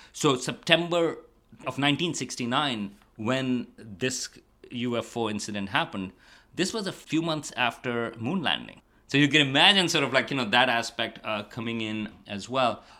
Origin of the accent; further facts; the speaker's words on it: Karachi, Sindh, Pakistan; moved away as an adult; also born or lived in Stony Brook, New York / New Mexico; now in Amherst, United States; I grew up in Pakistan, in Karachi, big city